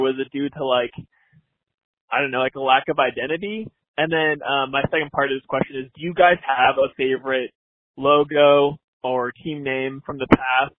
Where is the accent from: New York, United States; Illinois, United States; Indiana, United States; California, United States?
California, United States; Southern; now in Seattle, United States; I'm from Seattle, um, but originally from Southern California